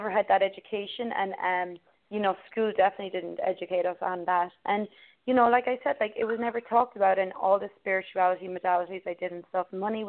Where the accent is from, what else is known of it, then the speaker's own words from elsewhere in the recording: Ireland; where I grew up in Ireland